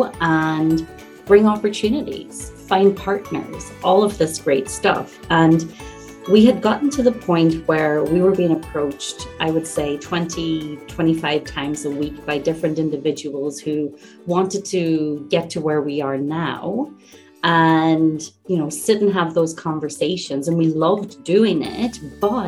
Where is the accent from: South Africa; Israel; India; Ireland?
Ireland; now in Ontario, Canada; I'm originally from Ireland, and one of my goals is to acquire and purchase a castle back home in Ireland